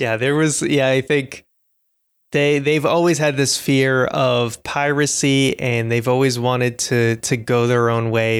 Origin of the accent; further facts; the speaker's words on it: Boston, Massachusetts, United States; I'm from Boston